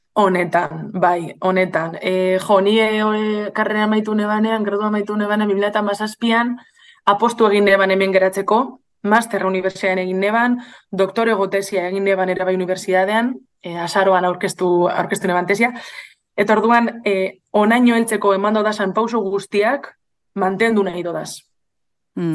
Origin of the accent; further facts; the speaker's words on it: Bilbao, Basque Country, Spain; bilon jaio nintzen